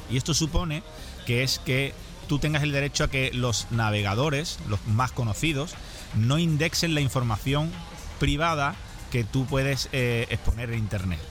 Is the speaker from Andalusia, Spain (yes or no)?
yes; Seville, Andalusia, Spain; Sevilla, que es mi ciudad de origen